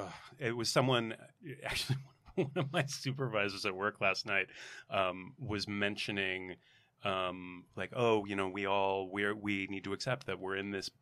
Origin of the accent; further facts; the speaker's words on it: Iowa, United States; moved away as an adult; I'm from Iowa and I grew up in small towns in the Midwest